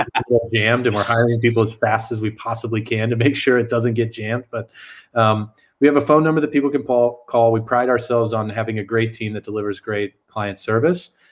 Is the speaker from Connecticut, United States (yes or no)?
no; San Antonio, Texas, United States; I grew up in South Texas. I'm originally from San Antonio.